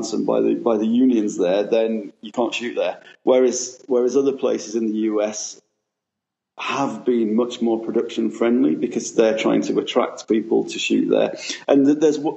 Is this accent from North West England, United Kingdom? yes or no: no; Sheffield, Yorkshire and the Humber, United Kingdom; now in London, United Kingdom; I'm from Sheffield originally, but I've been living in London for, I don't know, 15, 20 years